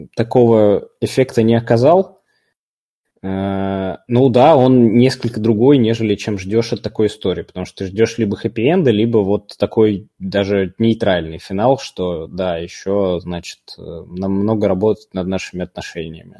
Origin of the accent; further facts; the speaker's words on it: Moscow, Russia; Я, простите, всю жизнь там на западе Москвы живу